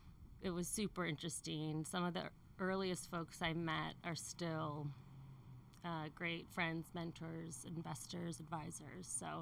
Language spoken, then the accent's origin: English; Connecticut, United States; moved away as an adult; also born or lived in New York; now in California, United States; Connecticut, and I lived in New York before California.